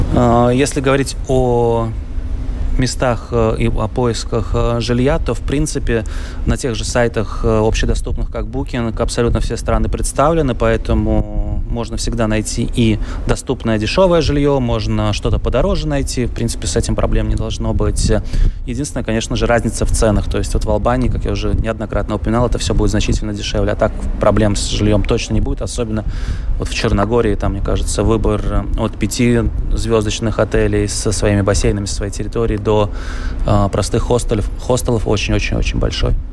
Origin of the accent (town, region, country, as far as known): Latvia